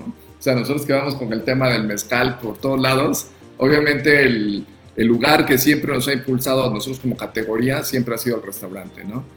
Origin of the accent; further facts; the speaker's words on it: Oaxaca, Mexico; orgullo como oaxaqueños